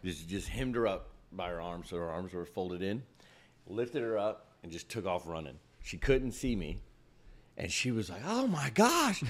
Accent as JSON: {"language": "English", "region": "Ohio", "country": "United States", "tie": "born or raised there", "said": "I grew up in Ohio"}